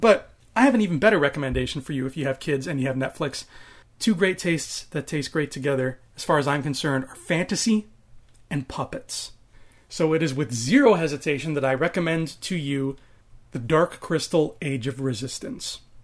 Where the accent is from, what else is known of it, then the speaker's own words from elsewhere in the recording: Canada; I'm a homegrown Canadian boy, even though my background is Maltese and Italian. I was born in Canada.